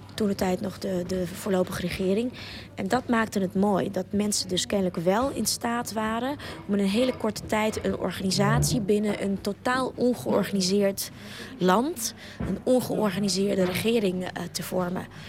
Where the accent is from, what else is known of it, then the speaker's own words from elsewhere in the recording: Ukraine; now in Netherlands; als Oekraïense